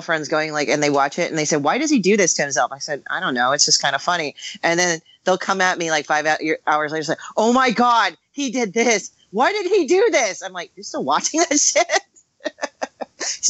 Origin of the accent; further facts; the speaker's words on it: Hayward, California, United States; where I grew up once in Hayward when I was a kid